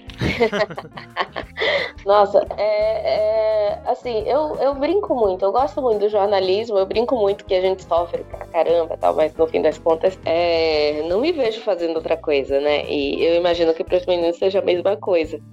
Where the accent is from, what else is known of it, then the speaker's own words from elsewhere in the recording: Salvador, Bahia, Brazil; now in São Paulo, Brazil; eu venho de Salvador